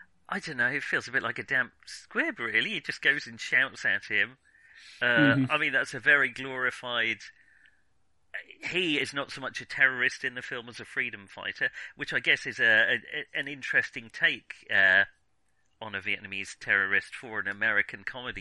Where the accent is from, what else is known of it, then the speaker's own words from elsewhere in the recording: England, United Kingdom; being English